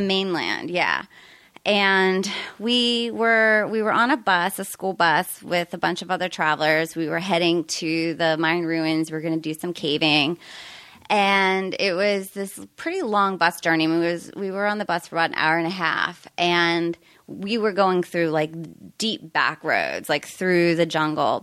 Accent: Pittsburgh, Pennsylvania, United States; moved away as an adult; also born or lived in Arizona / San Diego; now in Topanga, United States; originally from Pennsylvania

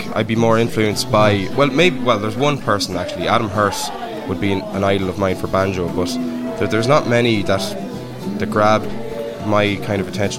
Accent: Dundalk, County Louth, Ireland; we're both from Dundalk.

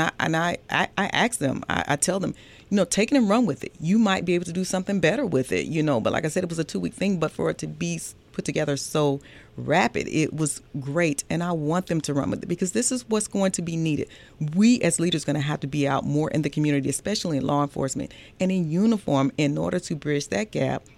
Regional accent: Atlanta, Georgia, United States; I grew up here. I'm actually a Grady baby, originally from Atlanta, Georgia. Grew up in the Kirkwood area

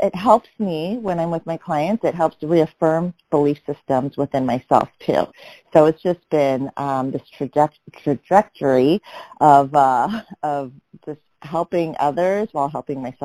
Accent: Omaha, Nebraska, United States; moved away; also born or lived in New York; I grew up in Omaha, Nebraska

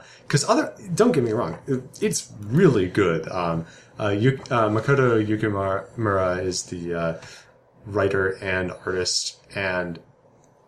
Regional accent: United States; us as Americans

